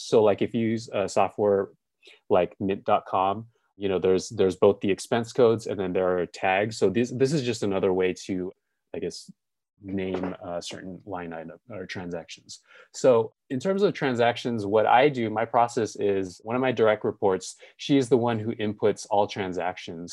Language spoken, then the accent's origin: English; Los Angeles, California, United States; also born or lived in Gardena; I was born and raised in L